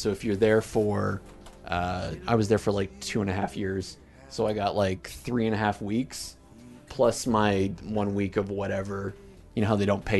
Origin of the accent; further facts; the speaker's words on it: Hamilton, Ontario, Canada; I'm from Hamilton.